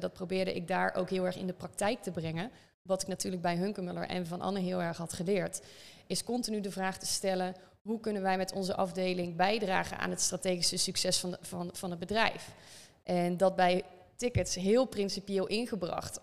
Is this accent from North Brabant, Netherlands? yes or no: yes; North Brabant, Netherlands; accent: Brabant; geboren in het Brabantse, zoals je misschien wel een beetje door de zin heen kan horen